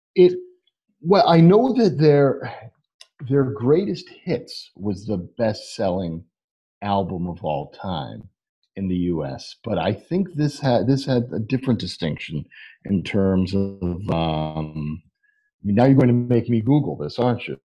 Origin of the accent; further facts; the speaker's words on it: Northeast, United States; Northeast living where we grew up